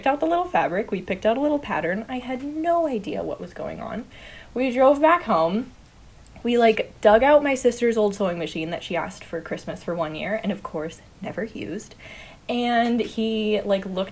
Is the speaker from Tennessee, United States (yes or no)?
no; Northern Massachusetts, United States; moved away as an adult; also born or lived in Jamaica Plain; now in Boston, United States; I grew up mostly in Northern Mass, like right on the New Hampshire border